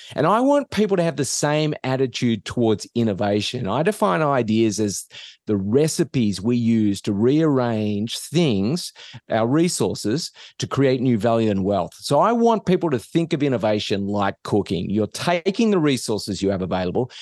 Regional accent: Australia; moved away as an adult; now in United States; I'm not from around here. So, I, I grew up in Australia

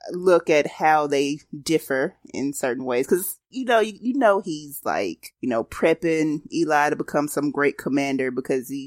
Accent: Alabama, United States; Because I'm from Alabama, y'all.

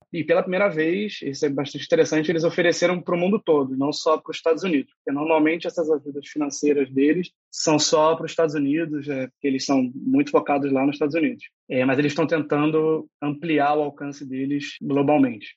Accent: Rio de Janeiro, Brazil; Sou aqui do Rio de Janeiro

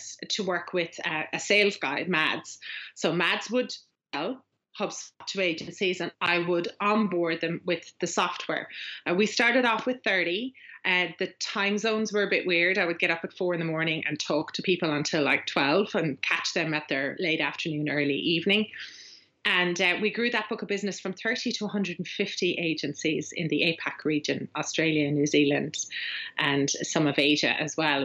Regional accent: Ireland; accent: Irish; now in West of Ireland, Ireland; I'm Irish

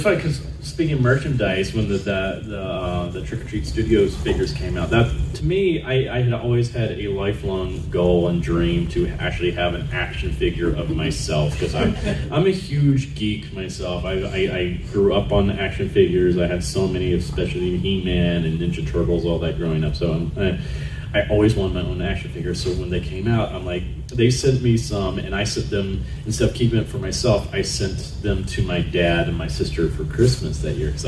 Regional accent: Alabama, United States; I'm from Alabama

